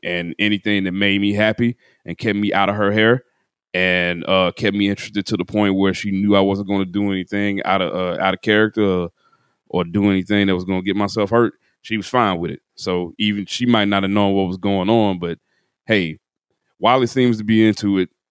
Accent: Chattanooga, Tennessee, United States; moved away; also born or lived in Atlanta; W J T T in Chattanooga, Tennessee, which is my hometown

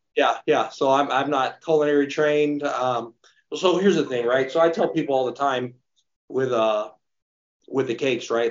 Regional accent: Redlands, California, United States; my hometown of Redlands

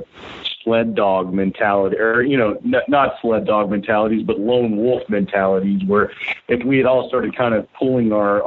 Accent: Chattanooga, Tennessee, United States; I grew up in Chattanooga, but literally had to leave it when I was about 18 years old

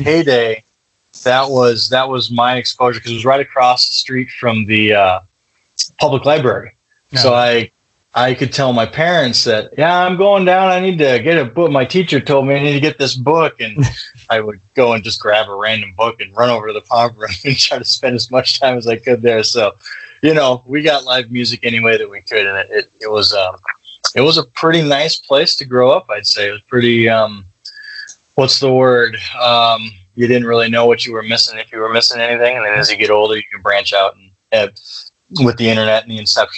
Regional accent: Sioux Falls, South Dakota, United States; I grew up in Sioux Falls

